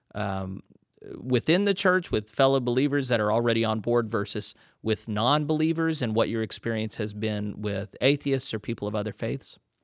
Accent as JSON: {"language": "English", "region": "Texas", "country": "United States", "tie": "born or raised there", "also_born_or_lived": "Conway, Arkansas / Little Rock, Arkansas", "moved": "yes", "said": "I was born in Texas."}